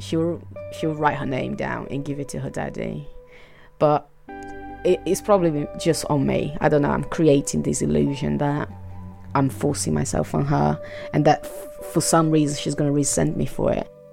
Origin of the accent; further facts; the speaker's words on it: Fortaleza, Ceará, Brazil; English is a second language; moved away as an adult; now in United Kingdom; I was born in Brazil in 81 and uh, I was born in the northeast side of Brazil, the, the place no one knows. Fortaleza, that's the name of the town